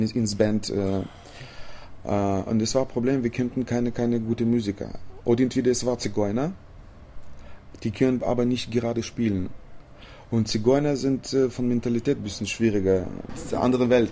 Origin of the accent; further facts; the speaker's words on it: Chisinau, Moldova; German is a second language; bei uns in Chisinau in der Hauptstadt